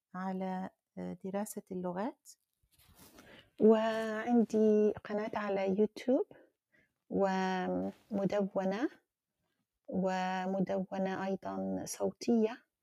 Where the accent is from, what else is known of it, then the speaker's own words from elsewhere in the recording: Algeria; أنا من الجزائر